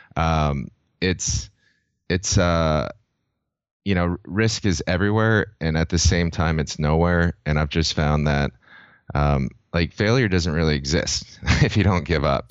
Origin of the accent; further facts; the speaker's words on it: San Diego, California, United States; growing up in San Diego, I've always been a surfer